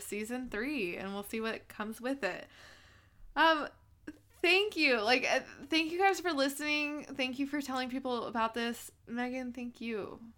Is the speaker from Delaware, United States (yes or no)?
no; Southern California, United States; I'm from Southern California